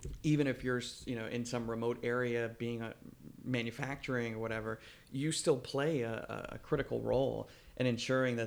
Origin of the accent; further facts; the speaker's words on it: Florida, United States; moved away as an adult; also born or lived in Switzerland / Durham, North Carolina; growing up in Florida and in the South